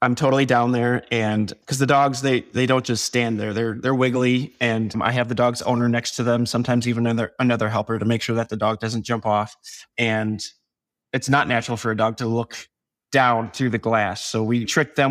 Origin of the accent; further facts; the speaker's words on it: Door County, Wisconsin, United States; I'm from Door County, Wisconsin